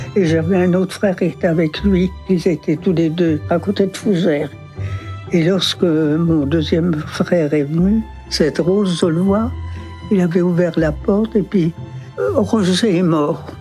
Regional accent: Dinard, Brittany, France; je suis né à Dinard.

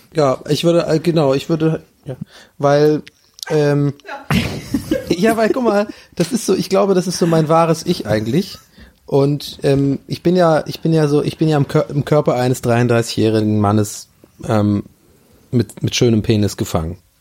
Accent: Tübingen, Baden-Württemberg, Germany; wenn ich nach Tübingen gehe, dann bin ich ja in hm. meiner Heimat.

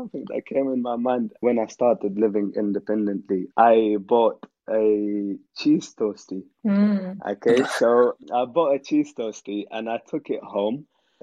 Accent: Afghanistan; now in United Kingdom; I had as a child growing up in Afghanistan

